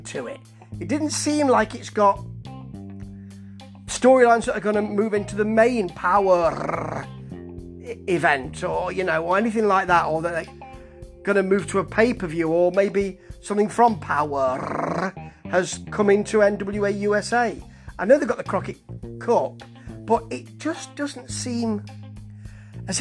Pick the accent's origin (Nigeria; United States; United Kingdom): United Kingdom; England; Being an English gentleman